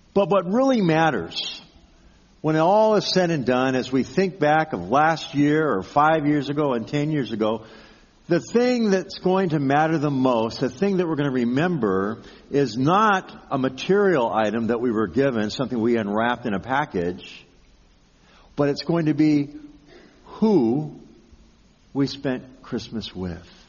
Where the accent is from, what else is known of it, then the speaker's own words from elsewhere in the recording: Pasadena, California, United States; growing up in the Pasadena area, every year at this time, we'd be preparing for the Rose Bowl